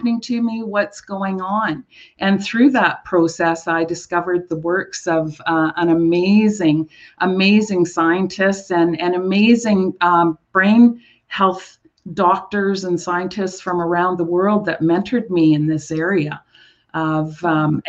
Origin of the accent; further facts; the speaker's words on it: Rossland and Trail, British Columbia, Canada; my wellness center in my hometown of Rawson and Trail, British Columbia